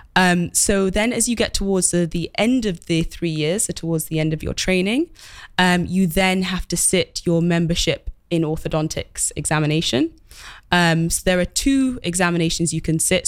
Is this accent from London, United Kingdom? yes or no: yes; London, United Kingdom; I grew up in London and study-, studied in London as well